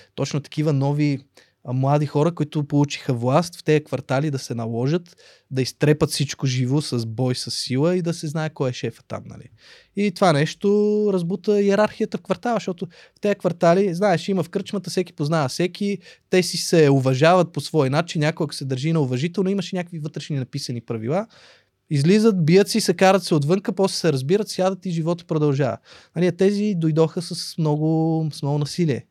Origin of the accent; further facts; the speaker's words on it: Sofia, Sofia City, Bulgaria; also born or lived in Russia; аз съм израснал в Борово. Борово беше по, в моето детство крайен квартал